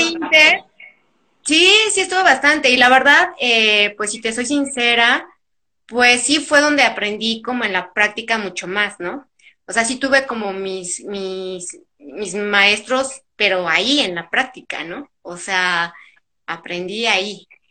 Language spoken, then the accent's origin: Spanish; Tlalnepantla, State of Mexico, Mexico; also born or lived in Monterrey; yo nací por trabajo de mi papá en Monterrey, pero desde muy chiquita nos venimos aquí a, pues a la ciudad. Pero en realidad yo crecí en el Estado de México, en Tlalnepantla